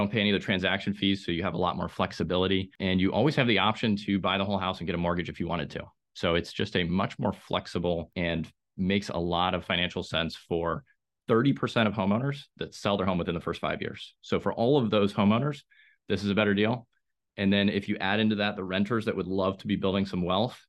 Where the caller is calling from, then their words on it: Raleigh-Durham, North Carolina, United States; Raleigh-Durham is in North Carolina. It's one of the fastest growing metros in the country here.